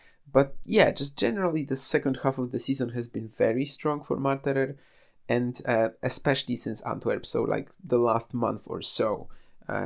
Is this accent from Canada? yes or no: no; Poland; I was already back home in, trying to get back to my hometown, I guess, but I was already in Poland